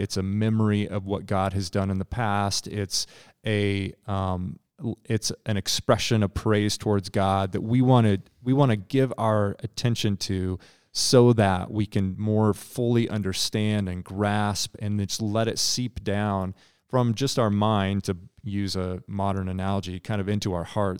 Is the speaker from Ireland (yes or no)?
no; Nebraska, United States; Being from Nebraska